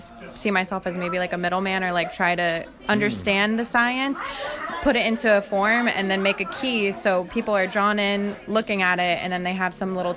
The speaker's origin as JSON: {"language": "English", "town": "Fort Lauderdale", "region": "Florida", "country": "United States", "tie": "born or raised there", "said": "I am a visual artist from South Florida. I grew up in Fort Lauderdale"}